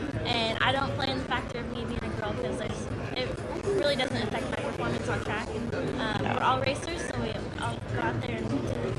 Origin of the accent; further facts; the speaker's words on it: West Coast, United States; Yeah, so I'm from the West Coast, and so I primarily race in, like, Washington, Oregon, Idaho, California.